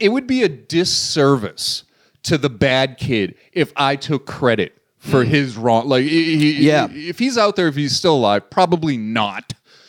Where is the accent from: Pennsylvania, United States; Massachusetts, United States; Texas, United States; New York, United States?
Massachusetts, United States; Boston; So growing up in Boston.